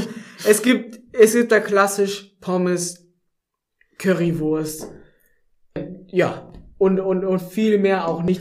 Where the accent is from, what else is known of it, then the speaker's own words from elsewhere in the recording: North Rhine-Westphalia, Germany; moved away as an adult; also born or lived in Baden-Württemberg; now in Tübingen, Germany; in NRW, so wo ich herkomme